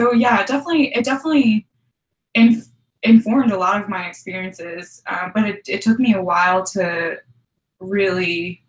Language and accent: English; New Jersey, United States; moved away as an adult; also born or lived in Carbondale, Illinois; my family moved when I was one. So I actually have no impression of where I was born. And then I spent most of my life in New Jersey from age 1 to 18 when I left for college.